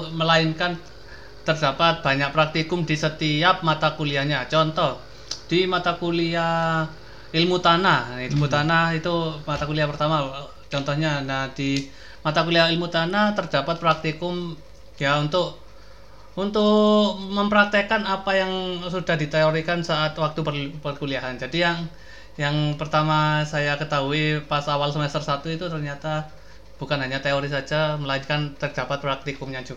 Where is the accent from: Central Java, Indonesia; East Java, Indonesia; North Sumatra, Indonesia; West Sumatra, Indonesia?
East Java, Indonesia; Pasuruan; meskipun saya dari Pasuruan ya udah bertahun-tahun ternyata setelah saya kuliah itu ya pop culture-nya itu nggak ya jadi nggak nggak ya sekompleks yang saya alami bertahun-tahun di Pasuruan